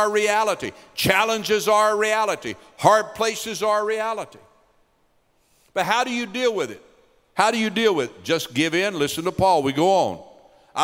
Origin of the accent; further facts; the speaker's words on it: Knoxville, Tennessee, United States; moved away; We're from East Tennessee, grew up in Knoxville, Tennessee